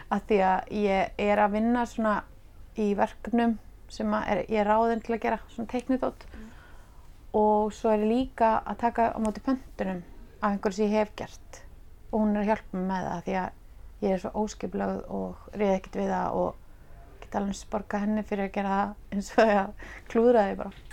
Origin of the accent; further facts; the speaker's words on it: Reykjavík, Capital Region, Iceland; Ég ólstu upp í hérna bregðaldi, mm. í efra bregðaldi